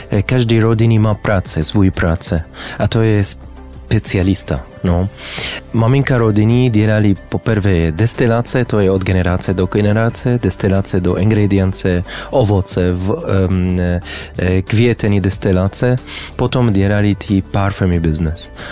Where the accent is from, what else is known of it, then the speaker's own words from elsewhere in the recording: Amman, Amman Governorate, Jordan; Czech is a second language; also born or lived in Damascus, Syria / Saudi Arabia / Spain / France; now in Czech Republic; Eh, jsem z Jordánska, zamanu, ale mm, bydlili jsem e, v Syrii Damask e, od 1990 e, do 2000, mm. potom v Saudské Arabii, potom ve Spain a Francie, ale teď ve České republice.